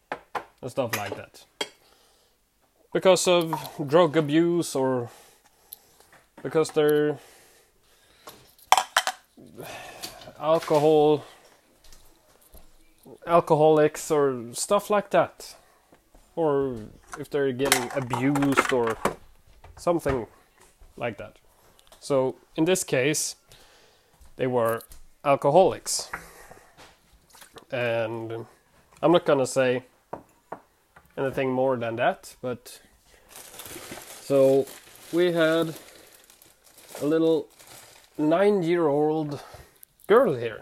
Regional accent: Sweden; English is a second language; I'm from Sweden. I live in Sweden, born in Sweden.

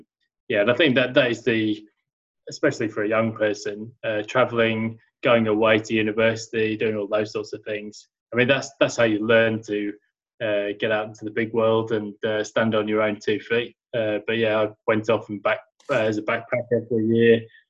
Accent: Sheffield, Yorkshire and the Humber, United Kingdom; So as you can hear, I grew up in England, and in a place called Sheffield that was pretty depressed sort of a place back then

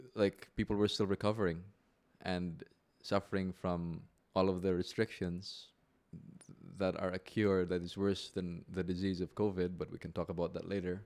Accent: Philippines; also born or lived in Manila / Makati; now in Cebu, Philippines; I am a Filipino lawyer.

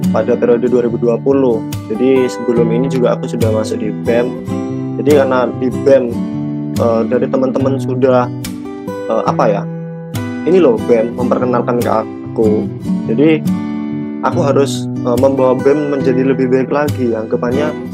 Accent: Jember, East Java, Indonesia; aku dari Bangsal Sari Jember. Aku asli orang Jember

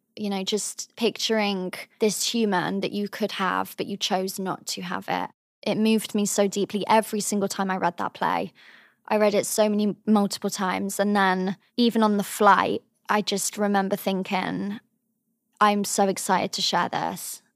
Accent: the Cotswolds, South West England, United Kingdom; moved away as an adult; also born or lived in Cheltenham; now in New York, United States; I was born in Cheltenham, but I come from a very small town in the Cotswolds

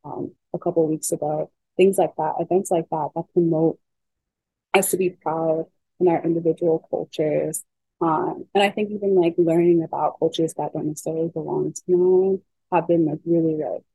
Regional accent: Los Angeles, California, United States; I grew up in LA. I grew up like in the Valley

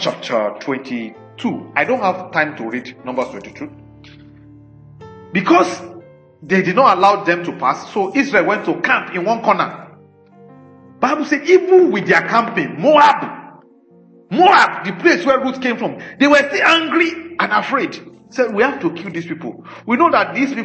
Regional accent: Nigeria; we didn't make ourselves Nigerians. We were just born like

